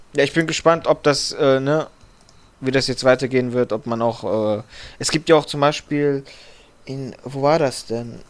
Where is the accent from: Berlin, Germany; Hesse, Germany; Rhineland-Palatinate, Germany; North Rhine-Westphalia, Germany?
Hesse, Germany; Frankfurt; bei uns in Frankfurt